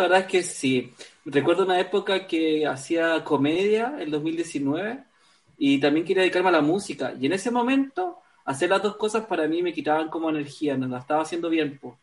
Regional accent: Concepción, Biobío, Chile; moved away; also born or lived in Valparaíso; yo nací en Concepción, pero me fui a vivir un tiempo a Valparaíso

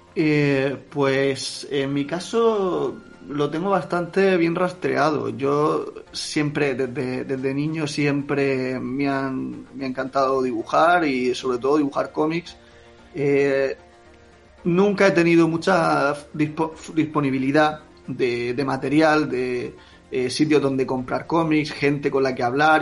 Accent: Jacarilla, Valencian Community, Spain; Yo eh, nací en Jacarilla, he vivido hasta la adolescencia, bueno, hasta la que me fui a la universidad, he vivido siempre allí en Jacarilla

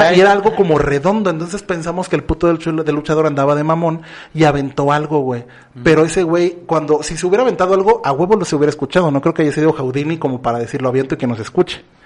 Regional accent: Mexico; somos mexicanos

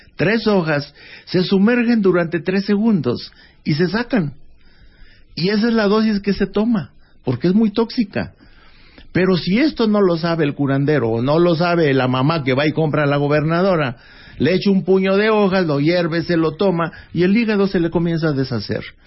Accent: Doctor Mora, Guanajuato, Mexico; en Doctor Mora, Guanajuato, que fue donde yo nací

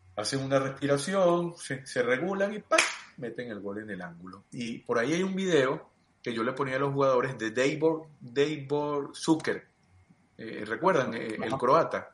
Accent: Mérida, Venezuela; also born or lived in Los Teques, Venezuela; mi mamá y mi papá deciden irse a Mérida, mi mamá iba a estudiar en la ULA, y nos vamos a Mérida

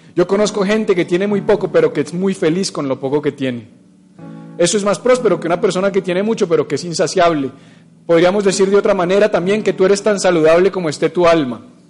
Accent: Bogotá, Colombia; Todos tenemos como buenos bogotanos

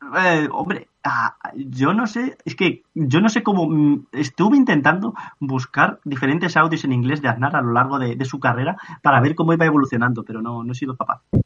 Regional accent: Spain; cuando me dicen, ¿de dónde eres? Digo, pues de, de una ciudad cerca de Madrid

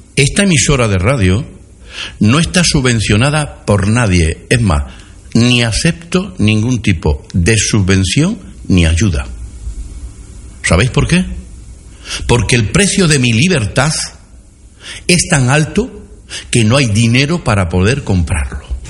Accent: Villanueva de la Serena, Extremadura, Spain; las empresas de mi pueblo a las empresas de nuestro pueblo

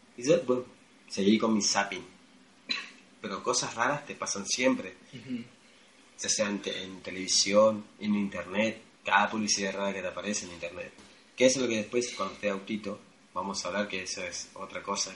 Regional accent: Argentina; yo argentino

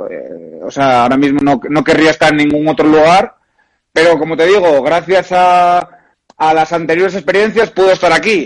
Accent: Oviedo, Asturias, Spain; moved away as an adult; also born or lived in Brazil / Porto, Portugal / Madrid, Spain / Japan; Real Oviedo, que es el equipo de, mi tierra

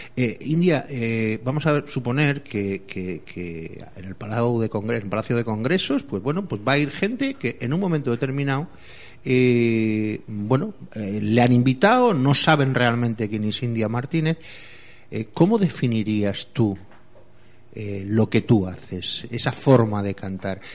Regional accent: Córdoba, Andalusia, Spain; moved away as an adult; now in Valencia, Spain; desde los 12 hasta los 19 estuve en esa tierra bendita que se llama Córdoba

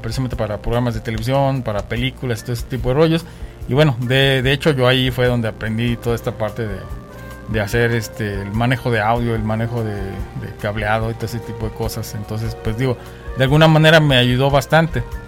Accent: Mexico; moved away; also born or lived in Vancouver; nosotros como latinos digo y como mexicanos

